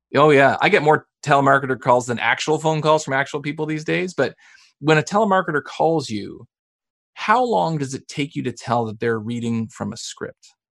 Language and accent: English; Canada; accent: Canadian; as a Canadian, which you'll hear. I mean, I say process and project and about